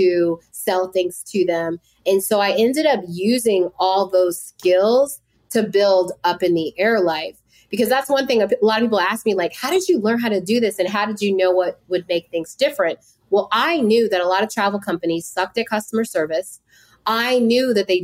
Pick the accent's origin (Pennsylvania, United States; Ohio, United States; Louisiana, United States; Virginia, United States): Virginia, United States; Woodbridge; also born or lived in Bridgeport, Connecticut; I grew up in a small town in Woodbridge, Virginia, which is about 45 minutes to an hour from DC. I was born in Bridgeport, Connecticut